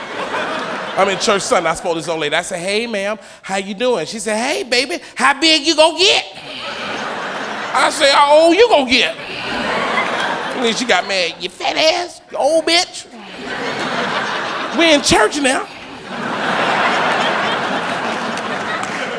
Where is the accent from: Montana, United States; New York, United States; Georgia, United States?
Georgia, United States; Atlanta; I'm from Atlanta